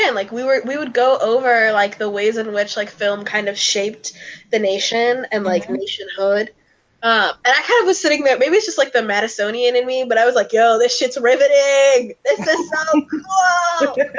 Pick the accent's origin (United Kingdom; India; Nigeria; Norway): India; worrying people would be racist towards me because I'm Indian, and it's the opposite.